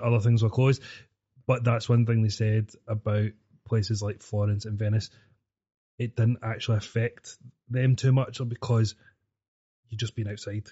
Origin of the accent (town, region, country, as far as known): Glasgow, Scotland, United Kingdom; born or raised there; also born or lived in Sudbury